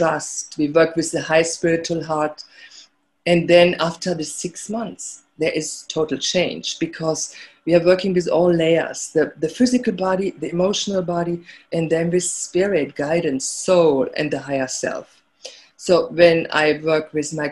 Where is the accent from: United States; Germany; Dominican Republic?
Germany; moved away; growing up in Germany